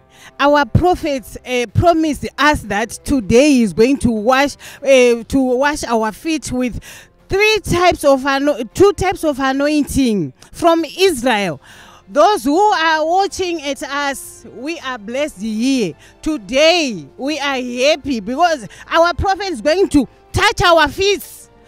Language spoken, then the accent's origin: English; Zimbabwe; from Zimbabwe.